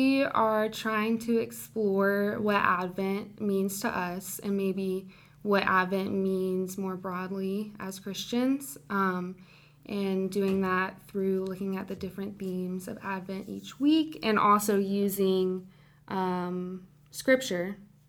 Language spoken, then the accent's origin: English; Alabama, United States; I grew up in Alabama, outside of Birmingham